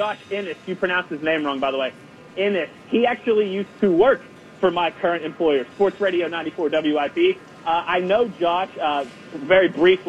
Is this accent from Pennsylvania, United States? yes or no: yes; Pittsburgh, Pennsylvania, United States; now in Philadelphia, United States; I'm actually from Pittsburgh, so I am a Pittsburgh sports fan.